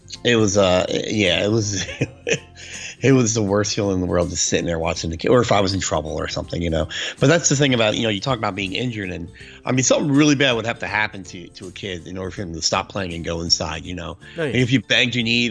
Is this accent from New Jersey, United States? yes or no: yes; Jersey City, New Jersey, United States; Where I grew up in Jersey City, like I said, the house is very close to each other.